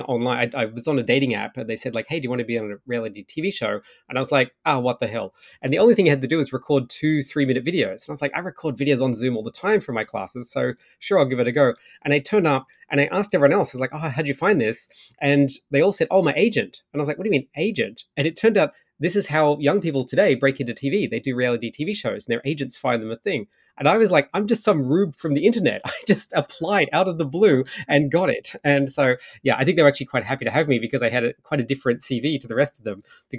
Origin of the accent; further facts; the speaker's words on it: Australia; now in Ottawa, Canada; I'd gone to Australia for a couple of months actually because I sort of thought, well, it's where I grew up